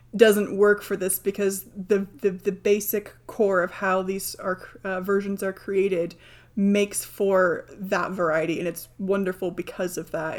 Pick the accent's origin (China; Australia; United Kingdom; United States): United Kingdom; I'm British